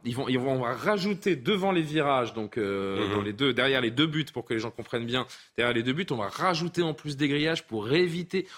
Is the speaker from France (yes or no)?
yes; France; chez nous en France